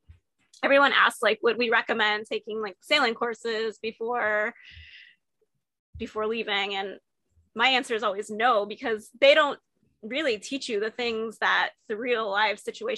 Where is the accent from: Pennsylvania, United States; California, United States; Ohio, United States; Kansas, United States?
Pennsylvania, United States; moved away as an adult; also born or lived in Merritt Island, Florida; No, I'm originally from Pennsylvania.